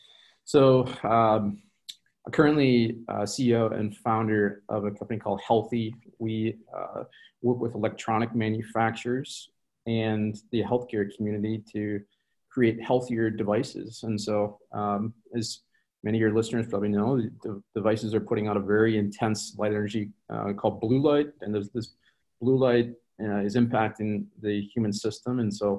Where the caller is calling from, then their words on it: Minneapolis, Minnesota, United States; So I'm from Minneapolis. I'm calling from Minneapolis, Minnesota in the U.S.